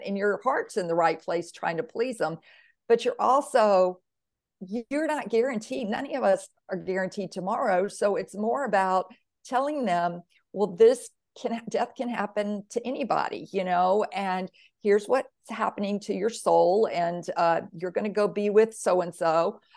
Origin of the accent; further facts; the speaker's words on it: Mississippi, United States; growing up in Mississippi, all I knew about soul was soul food and soul music